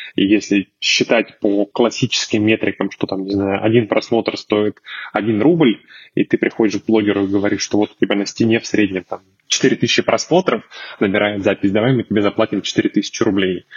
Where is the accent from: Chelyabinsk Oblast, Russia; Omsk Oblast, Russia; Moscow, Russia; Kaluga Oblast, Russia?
Chelyabinsk Oblast, Russia; Chelyabinsk; я сам из Челябинска